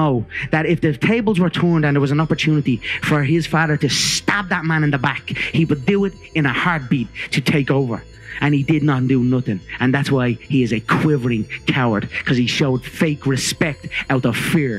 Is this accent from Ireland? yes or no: yes; Ireland; I can speak Irish, mate. I can speak my native tongue.